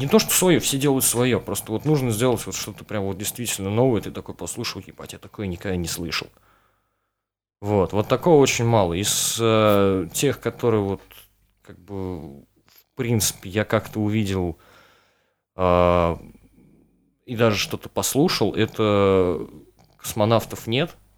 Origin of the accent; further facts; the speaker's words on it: Mokshan, Penza Oblast, Russia; я, вот из Макшана, да, то есть там тоже вот городок никакой.